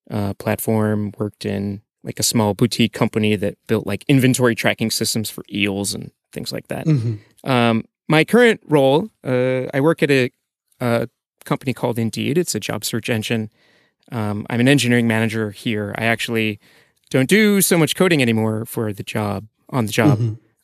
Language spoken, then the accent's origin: English; Iowa, United States; moved away as an adult; I'm from Iowa in the United States originally, and graduated school, went to Microsoft, worked on compilers, developer tools, got tired of that after a little while, quit my job, moved to Tokyo to do something completely different.